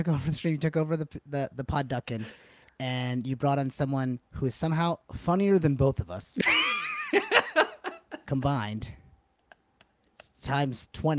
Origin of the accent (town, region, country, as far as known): United States; born or raised there